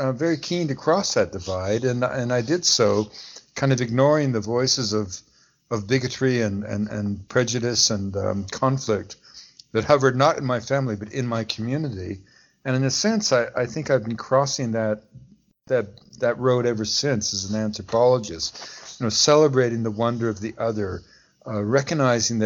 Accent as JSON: {"language": "English", "town": "Montreal", "region": "Quebec", "country": "Canada", "tie": "born or raised there", "also_born_or_lived": "Pacific Northwest / Washington, D.C.", "moved": "yes", "lives_now": "Vancouver, Canada", "said": "I grew up as a Canadian, an Anglophone, living in a suburb of Montreal"}